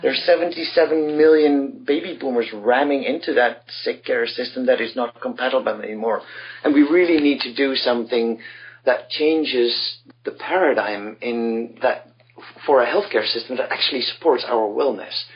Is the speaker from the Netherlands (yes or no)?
yes; Netherlands; I come from the Netherlands